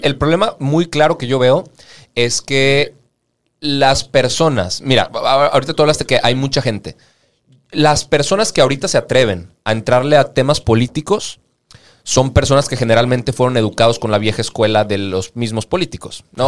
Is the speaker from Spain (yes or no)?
no; Mexico; nosotros como, mexicanos